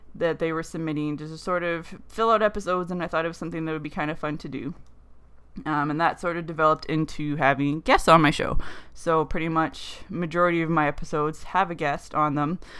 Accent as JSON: {"language": "English", "country": "Canada", "said": "being a Canadian girl"}